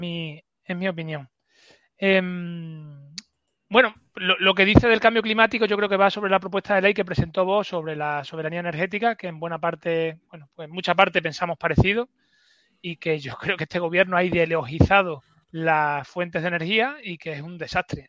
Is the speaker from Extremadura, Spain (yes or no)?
yes; Extremadura, Spain; lo que me niega a mí como extremeño